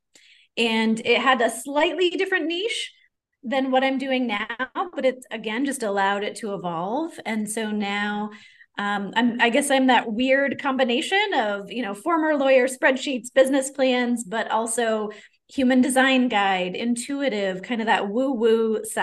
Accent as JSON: {"language": "English", "region": "Maine", "country": "United States", "moved": "yes", "said": "I'm originally from Maine in the States, and a lot of my ancestors were French Canadian"}